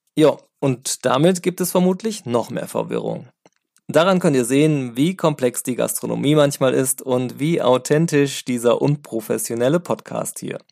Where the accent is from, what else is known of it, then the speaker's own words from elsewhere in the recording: Sauerland, North Rhine-Westphalia, Germany; now in Cologne, Germany; ich stamme ja aus dem Sauerland